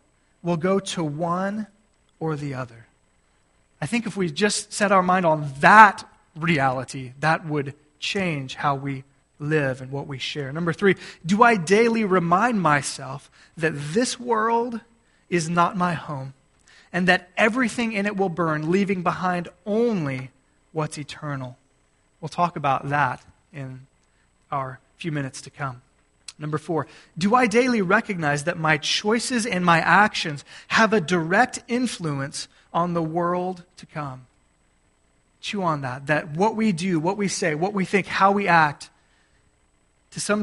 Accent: Gulf Coast of Texas, United States; moved away; I grew up on the Gulf Coast of Texas

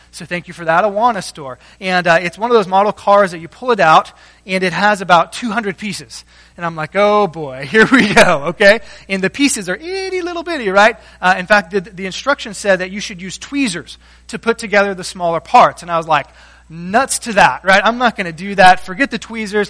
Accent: South Texas, United States; moved away; I grew up in South Texas where there are no hills.

